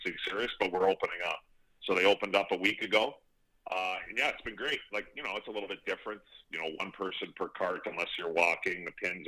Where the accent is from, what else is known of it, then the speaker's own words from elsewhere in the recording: Fort Saskatchewan, Alberta, Canada; growing up in Fort Saskatchewan